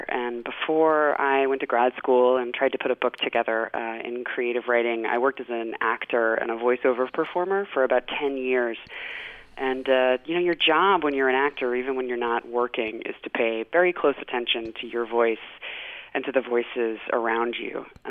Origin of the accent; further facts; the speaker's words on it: South Carolina, United States; And of course, you know, when you're growing up in Gwinnett County, South Carolina, you don't hear a lot of Boston accents.